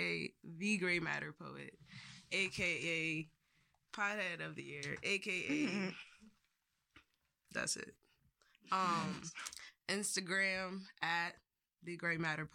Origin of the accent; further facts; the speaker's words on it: Plainfield, New Jersey, United States; in Plainfield, New Jersey, my hometown